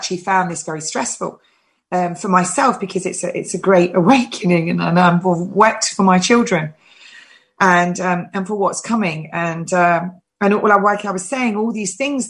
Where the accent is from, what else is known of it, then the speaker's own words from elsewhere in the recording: England, United Kingdom; I am English and I'm proud to be English.